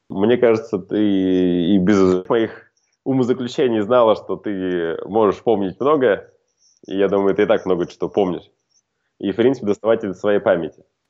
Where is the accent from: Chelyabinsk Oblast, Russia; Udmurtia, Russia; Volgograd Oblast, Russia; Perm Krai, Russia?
Volgograd Oblast, Russia; khutor Zemnyatsky; moved away as an adult; now in Moscow, Russia; я сам родом из Волгоградской области, хутора Земняцкого